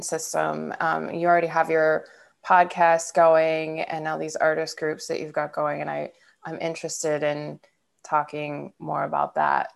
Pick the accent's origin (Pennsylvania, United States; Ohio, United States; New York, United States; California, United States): Ohio, United States; Niles; I grew up in Niles, Ohio